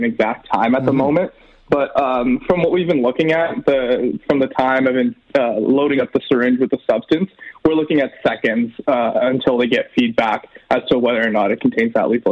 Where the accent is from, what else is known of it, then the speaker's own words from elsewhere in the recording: Edmonton, Alberta, Canada; I grew up here in Millwoods. I've been in Edmonton my whole life.